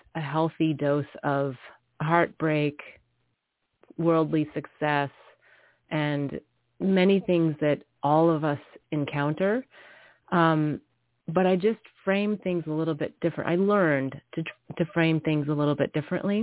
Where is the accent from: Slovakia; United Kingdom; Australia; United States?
United States; the Midwest of America, North Dakota; also born or lived in New York City / Singapore / India / Bali; now in California, United States; I grew up in the Midwest of America